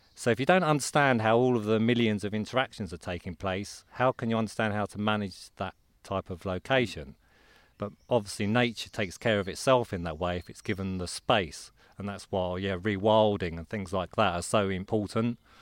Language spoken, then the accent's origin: English; Croydon, London, United Kingdom; I'm from Croydon in Surrey.